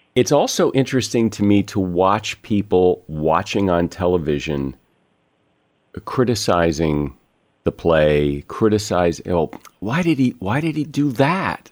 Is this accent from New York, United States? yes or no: no; Connecticut, United States; now in West Coast, United States; I grew up in Connecticut